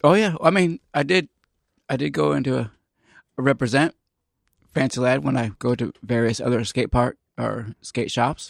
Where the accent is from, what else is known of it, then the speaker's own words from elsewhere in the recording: Central Illinois, United States; moved away; also born or lived in Kansas; I'm from Central Illinois